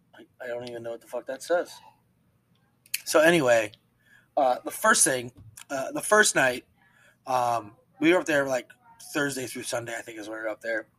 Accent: Pennsylvania, United States; moved away; I'm from Pennsylvania

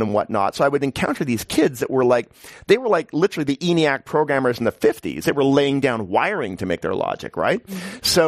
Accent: Canada; now in New York, United States; I'm Canadian

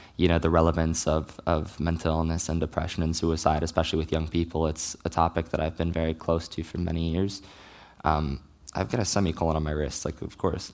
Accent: Richmond, Virginia, United States; moved away; I grew up in Richmond, Virginia

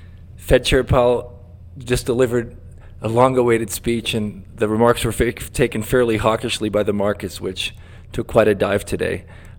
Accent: Brazil; moved away; my home country of Brazil.

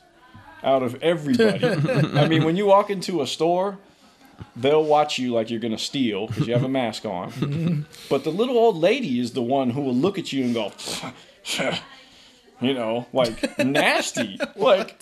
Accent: Oakland, California, United States; also born or lived in San Leandro / Hayward; Born and raised in Oakland. Yeah. Moved all around, San Leandro, Hayward, but never out of the Bay.

